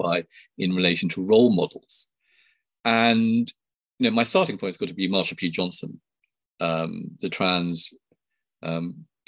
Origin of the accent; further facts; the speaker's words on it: Sri Lanka; now in United Kingdom; I was born in Sri Lanka, a first generation immigrant